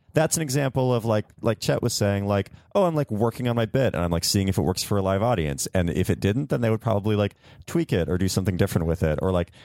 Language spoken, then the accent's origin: English; Washington, United States; Yeah, I'm from Washington State.